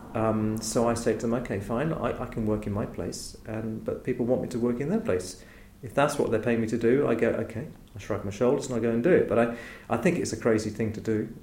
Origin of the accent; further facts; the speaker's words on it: Chislehurst, London, United Kingdom; was brought up mostly in Chislehurst in Kent